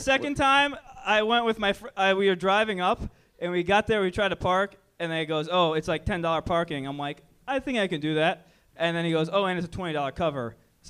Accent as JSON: {"language": "English", "town": "Columbus", "region": "Ohio", "country": "United States", "moved": "yes", "said": "I'm from Columbus"}